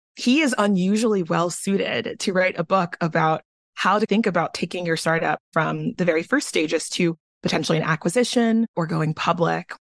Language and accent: English; Garland, Texas, United States; also born or lived in Nigeria; grew up in Texas, and I went to S M U